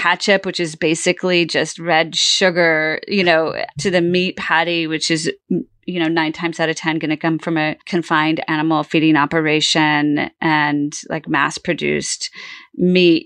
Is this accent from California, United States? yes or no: yes; California, United States; moved away; also born or lived in Bermuda; I grew up in California